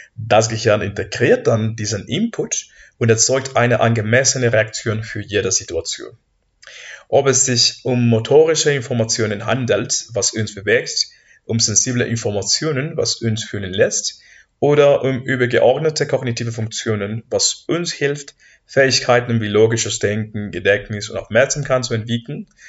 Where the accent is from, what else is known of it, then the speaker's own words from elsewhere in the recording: Mexico; German is a second language; moved away as an adult; now in Heidelberg, Germany; ich komme aus Mexiko